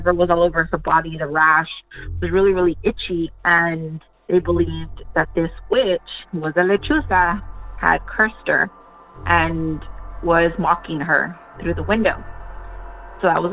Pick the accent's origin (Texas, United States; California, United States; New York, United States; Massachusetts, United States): Texas, United States; I'm from Texas